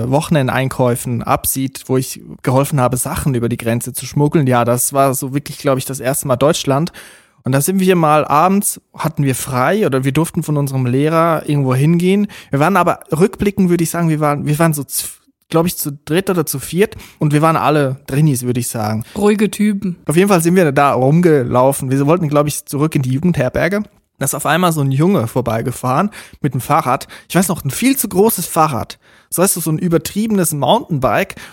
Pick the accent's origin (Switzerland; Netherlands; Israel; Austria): Switzerland; Zurich; Woher kommt ihr? Dann haben wir gesagt, Zürich. Ist das bei Bayern? Ja, so in der Nähe.